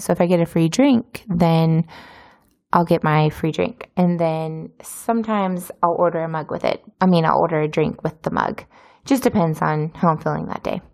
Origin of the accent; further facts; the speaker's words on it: United States; moved away as an adult; now in Izmir, Turkey; I'm from America